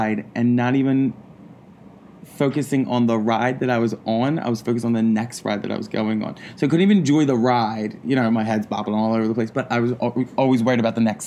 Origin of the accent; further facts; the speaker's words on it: Philadelphia, Pennsylvania, United States; also born or lived in New York; I'm from Philadelphia. I'm from Port Richmond, Philadelphia.